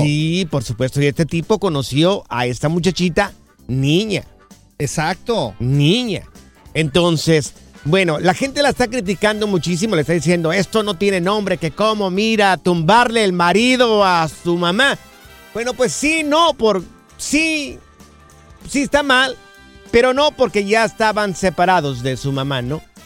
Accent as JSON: {"language": "Spanish", "country": "Mexico", "moved": "yes", "said": "nosotros que vinimos de allá de México"}